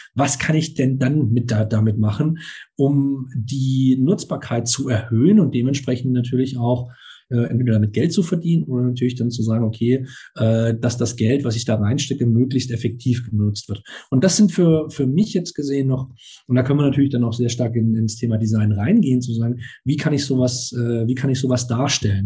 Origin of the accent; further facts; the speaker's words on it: Baden-Württemberg, Germany; ich bin ja selber auch auf dem Land aufgewachsen, jetzt war Baden-Württemberg